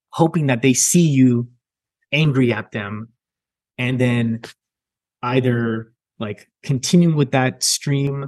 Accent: Milpitas, California, United States; I grew up in Milpitas, California. So in California, in the Bay Area. And I spent a majority of my childhood there

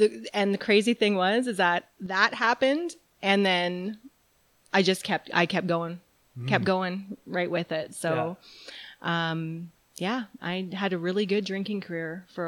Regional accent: New Brunswick, Canada; now in Calgary, Canada; I call Calgary home, and I've been here for 20 years now. I'm originally from New Brunswick.

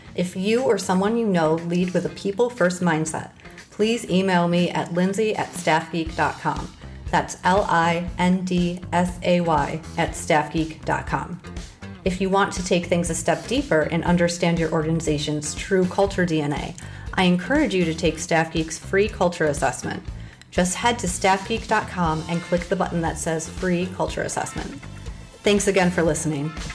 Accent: Midwest, United States; accent: Midwest nasally; I have my Midwest nasally accent

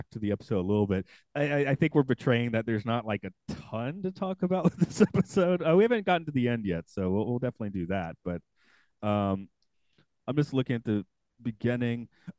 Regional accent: Atlanta, Georgia, United States; I'm from Atlanta

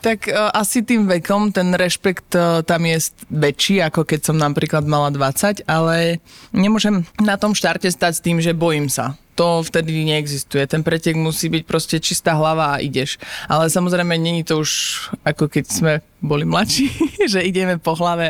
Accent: Liptovský Mikuláš, Žilina Region, Slovakia; also born or lived in Czech Republic; ja som sa narodila v Česku, moja mama bola Češka ale celý život žijem v Liptovskom Mikuláši

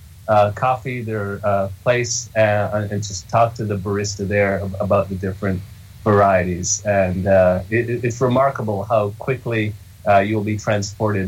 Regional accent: Jamaica; moved away; I was born in Jamaica, and it's a country and a culture with a rich coffee culture, very ingrained

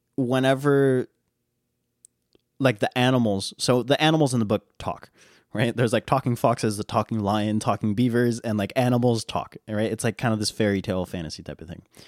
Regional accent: United States; I'm an American

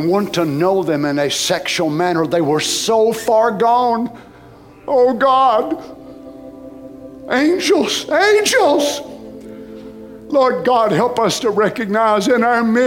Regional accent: United States; as a Christian, as an American

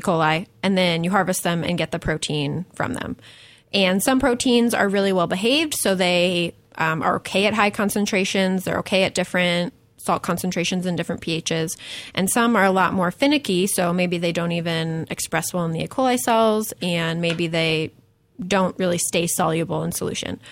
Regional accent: Buffalo, New York, United States; moved away as an adult; also born or lived in Tulsa, Oklahoma; I grew up in Buffalo, New York

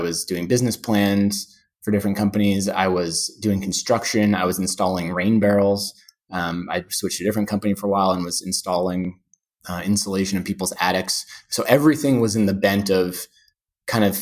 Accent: Pittsburgh, Pennsylvania, United States; moved away as an adult; also born or lived in Vermont / Sweden / Colorado / New York; now in Pelham, United States; born and raised in Pittsburgh, Pennsylvania

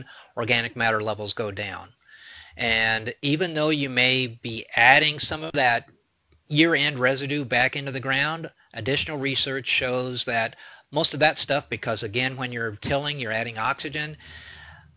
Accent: Mason County, Illinois, United States; where I grew up in Mason County, it was on sand

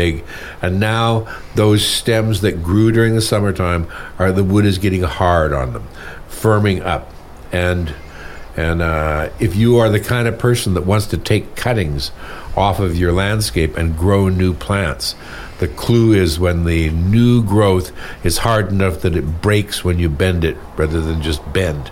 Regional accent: California, United States; born or raised there; moved away

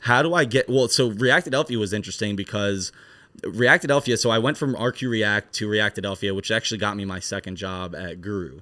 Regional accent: Philadelphia, New Jersey, United States; I'm from Philadelphia, um, South Jersey, but you're basically a diet Philadelphian when you live in South Jersey.

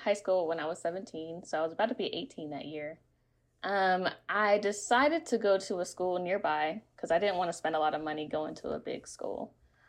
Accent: the South, United States; because I grew up in the Bible Belt.

